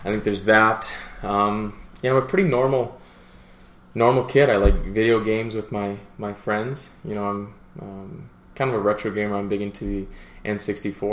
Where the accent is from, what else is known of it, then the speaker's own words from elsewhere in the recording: Saskatchewan, Canada; Growing up in Saskatchewan